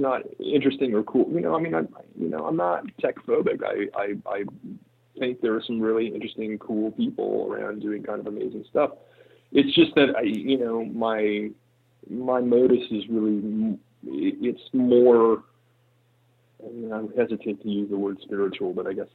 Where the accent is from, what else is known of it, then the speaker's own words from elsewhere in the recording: Riverside, California, United States; moved away; also born or lived in San Francisco; I grew up in Riverside, California, which is about an hour outside of LA.